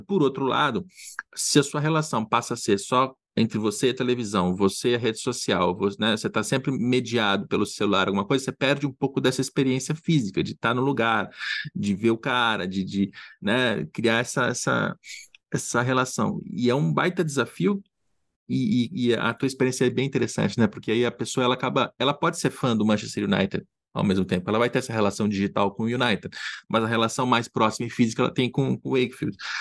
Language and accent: Portuguese; Brazil; moved away; quando a gente mora fora do Brasil